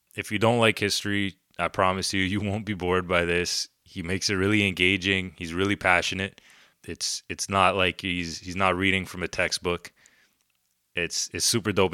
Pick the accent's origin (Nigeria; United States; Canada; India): Canada; I'm, I'm Canadian